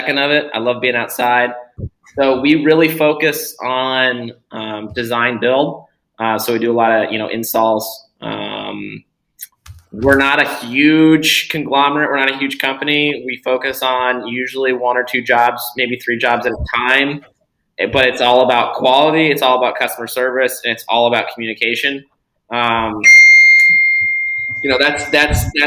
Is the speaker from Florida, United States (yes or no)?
yes; Florida, United States; born and raised in Florida